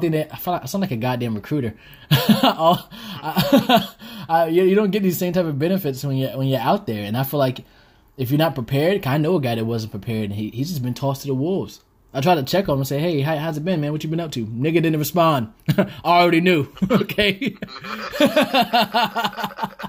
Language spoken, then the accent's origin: English; the South, United States; moved away; I'm from the South